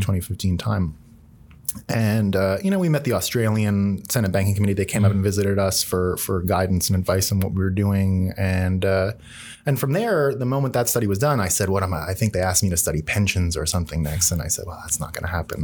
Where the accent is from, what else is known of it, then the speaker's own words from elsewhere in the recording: Canada; I'm Canadian